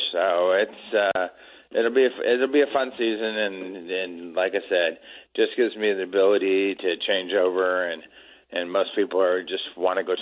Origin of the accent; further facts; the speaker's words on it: Petaluma, California, United States; it was just like growing up in Petaluma, same weather, same stuff